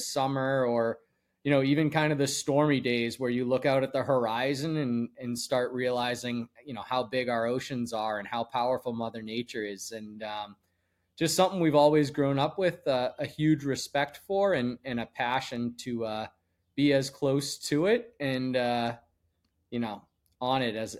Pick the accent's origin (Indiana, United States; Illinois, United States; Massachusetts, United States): Massachusetts, United States; Andover; north of Boston in a town called Andover, Mass, and was on our family's boat literally days after I was born in the Merrimack River up in Newburyport, Mass.